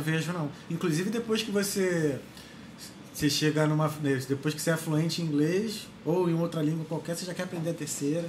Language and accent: Portuguese; Brazil; moved away as an adult; also born or lived in Ireland; sou brasileiro